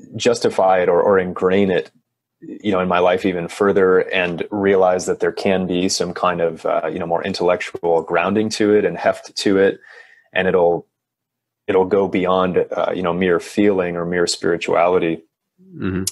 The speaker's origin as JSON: {"language": "English", "region": "Michigan", "country": "United States", "tie": "born or raised there", "moved": "yes", "said": "where I grew up in Michigan"}